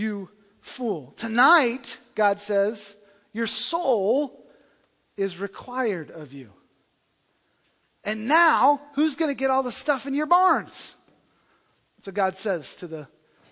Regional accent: the South, United States; I come from the South

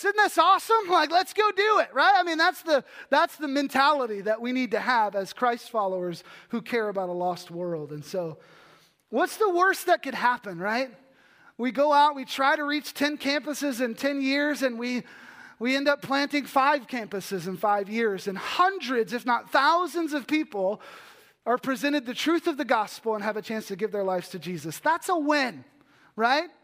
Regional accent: Texas, United States; I'm from Texas.

